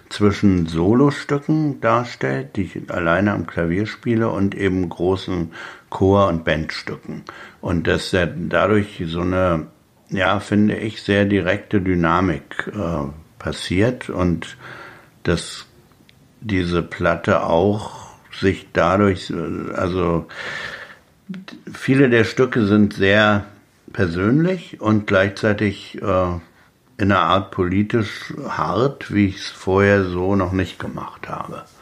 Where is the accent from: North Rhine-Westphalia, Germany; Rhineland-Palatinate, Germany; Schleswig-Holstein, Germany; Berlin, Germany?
Berlin, Germany; In, in, Brandenburg ist man als Berliner immer noch die Bulette, die eigentlich bloß wegbleiben soll.